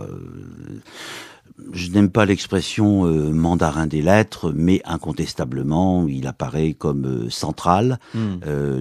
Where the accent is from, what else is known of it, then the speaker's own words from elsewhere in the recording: Lorraine, Grand Est, France; je suis lorrain aussi